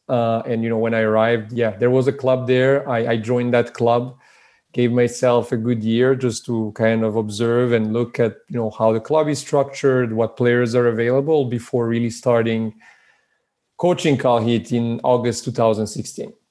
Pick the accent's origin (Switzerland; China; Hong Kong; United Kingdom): Switzerland; born or raised there; moved away as an adult; also born or lived in Belgrade, Serbia; now in California, United States